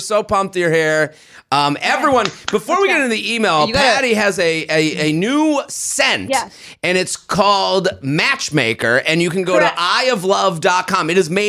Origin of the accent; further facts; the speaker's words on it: outside of Boston, Massachusetts, United States; I'm from Boston, outside of Boston.